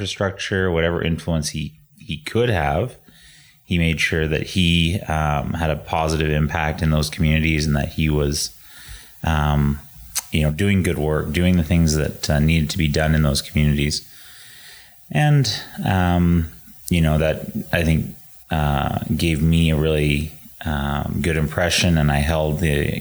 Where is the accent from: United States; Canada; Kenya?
Canada; Edmonton, Alberta; we started growing up in Edmonton